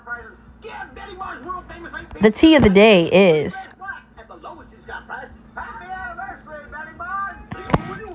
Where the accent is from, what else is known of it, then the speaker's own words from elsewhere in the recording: United States; I'm American